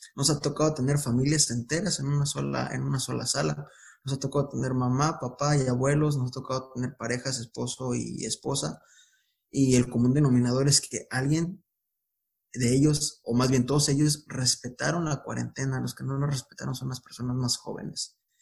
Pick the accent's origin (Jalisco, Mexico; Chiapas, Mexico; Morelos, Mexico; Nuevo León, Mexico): Jalisco, Mexico; Guadalajara; moved away; also born or lived in Baja California; yo soy, yo soy de, de Guadalajara, ahorita yo me encuentro en, en, Baja California